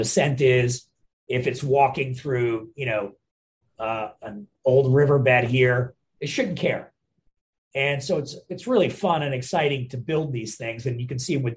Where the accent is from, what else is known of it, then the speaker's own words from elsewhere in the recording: India; now in Philadelphia, United States; I'm from India originally